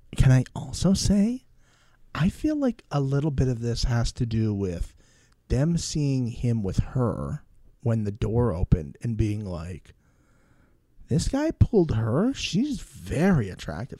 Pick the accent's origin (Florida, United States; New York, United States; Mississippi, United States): Florida, United States; Tampa; my hometown, Tampa, Florida.